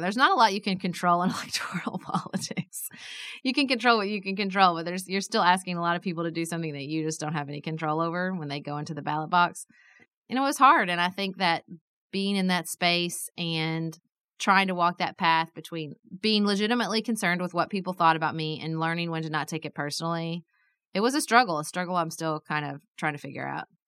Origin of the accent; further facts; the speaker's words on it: Paducah, Kentucky, United States; I was a city commissioner in my hometown